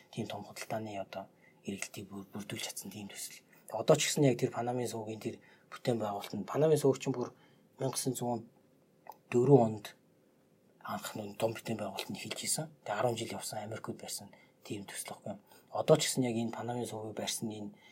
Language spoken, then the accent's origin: Mongolian; Mongolia; би Монголоос ирсэн